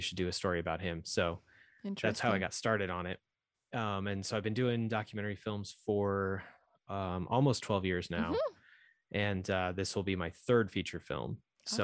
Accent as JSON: {"language": "English", "town": "Fort Collins", "region": "Colorado", "country": "United States", "tie": "born or raised there", "said": "So I grew up in Fort Collins, actually, where the blast room is located."}